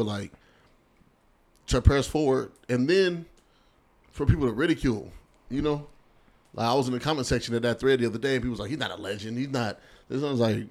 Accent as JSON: {"language": "English", "town": "Seattle", "region": "Washington", "country": "United States", "said": "I'm from Seattle for real."}